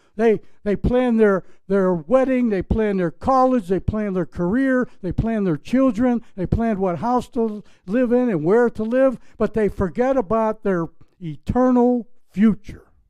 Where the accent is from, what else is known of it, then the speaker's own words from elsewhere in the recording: Pittsburgh, Pennsylvania, United States; moved away; I was building a sign business in Pittsburgh, Pennsylvania. When I, when I started painting signs, grocery store banners, when I was like 10 years old